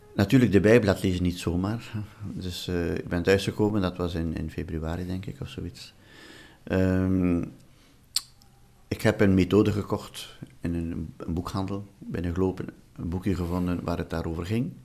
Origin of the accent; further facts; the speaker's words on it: Flanders, Belgium; moved away as an adult; also born or lived in Wallonia; ik ben uit de Vlaamse familie, een overtuigde Vlaamse familie.